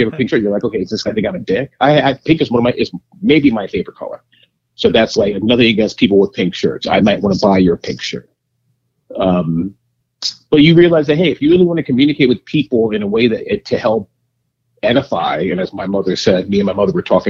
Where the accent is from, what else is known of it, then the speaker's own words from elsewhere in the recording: New York City, New York, United States; I grew up in Queens.